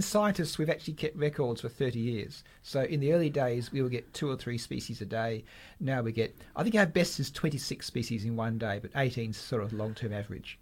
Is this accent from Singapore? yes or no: no; South Perth, Western Australia, Australia; I grew up in South Perth, an old suburb.